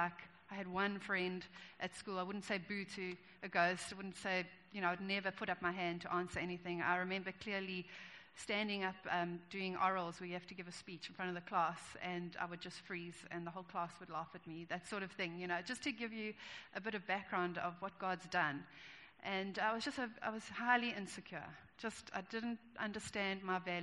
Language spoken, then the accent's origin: English; Johannesburg, Gauteng, South Africa; moved away as an adult; also born or lived in Durban; I grew up in Joburg, did all my schooling and studies there